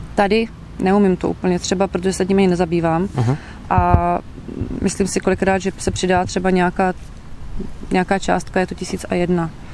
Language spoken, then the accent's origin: Czech; Moravian Slovakia, Czechia; moved away as an adult; now in Liptál, Czechia; já pocházím ze Slovácka a poslední dva roky si nás manžel převezl sem na Valašsko